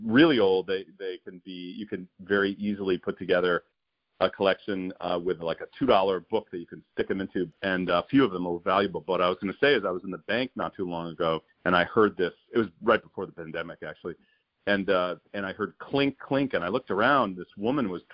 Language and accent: English; New York City, New York, United States; I spent a few years in the Bronx before we moved further from New York City